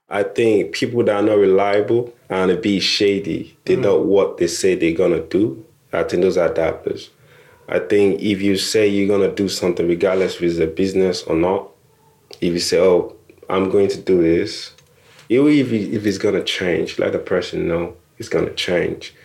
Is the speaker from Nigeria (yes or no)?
yes; Nigeria; now in United Kingdom; I'm Nigerian or I immigrated